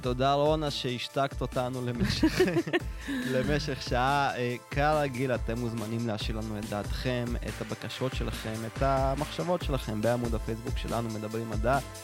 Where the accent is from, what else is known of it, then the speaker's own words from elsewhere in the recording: Russia; now in Israel; כשהייתי קטן ברוסיה הסובייטית